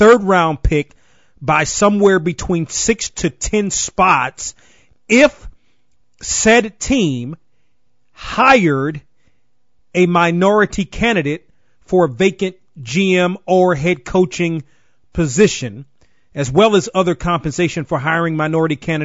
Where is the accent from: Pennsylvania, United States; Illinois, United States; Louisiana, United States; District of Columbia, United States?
District of Columbia, United States; Washington; also born or lived in Baltimore, Maryland; growing up in the Washington area, go-go